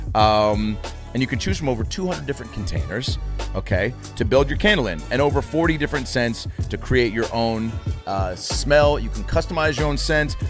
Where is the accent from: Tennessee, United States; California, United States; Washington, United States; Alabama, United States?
Washington, United States; Seattle; moved away as an adult; also born or lived in Los Angeles; I'm from Seattle, Washington